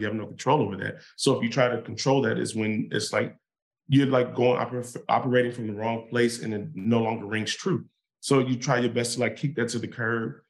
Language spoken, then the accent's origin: English; Inglewood, California, United States; when I grew up in Inglewood